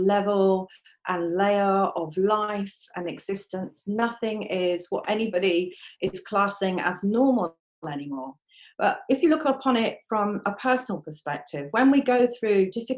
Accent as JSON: {"language": "English", "region": "London", "country": "United Kingdom", "tie": "born or raised there", "moved": "as an adult", "lives_now": "Aberdeen, United Kingdom", "said": "I live in Aberdeen. Although I was born in London, I moved up here when I was 18"}